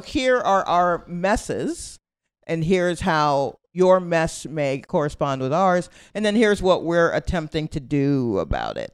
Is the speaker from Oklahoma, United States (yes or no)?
no; Atlanta, Georgia, United States; moved away as an adult; also born or lived in Brooklyn, New York; now in New York, United States; I was born in Brooklyn, and my family moved to Atlanta when I was, like, eight or nine. Uh, and so I, I've been there ever since